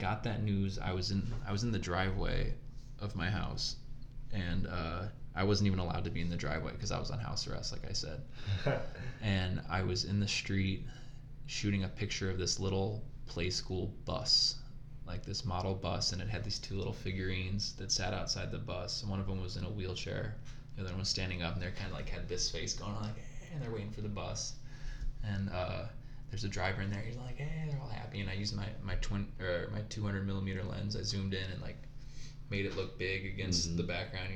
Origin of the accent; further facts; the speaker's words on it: United States; I'm American. My family heritage comes from England, Scotland, some Germany